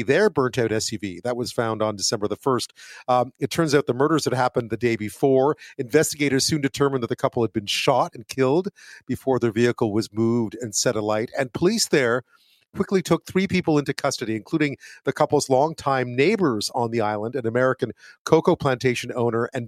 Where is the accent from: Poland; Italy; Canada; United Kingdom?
Canada; Montreal, Quebec; I think I grew up in Montreal